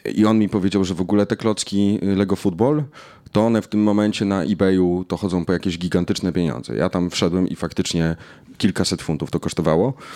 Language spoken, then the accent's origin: Polish; Knurów, Silesian Voivodeship, Poland; moved away; Jestem polonistą z Knurowa.